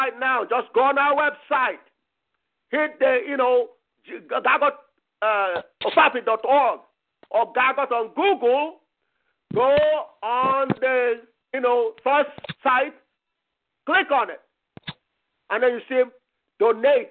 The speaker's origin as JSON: {"language": "English", "region": "Michigan", "country": "United States", "said": "I'm from Michigan."}